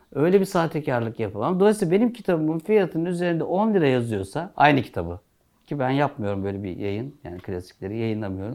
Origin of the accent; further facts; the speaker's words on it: Turkey; Biz Türküz